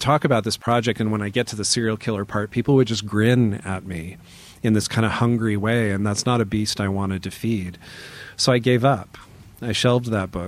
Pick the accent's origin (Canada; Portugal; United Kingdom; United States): United States; Auburn, Washington; my hometown, which is called Auburn. It's near Seattle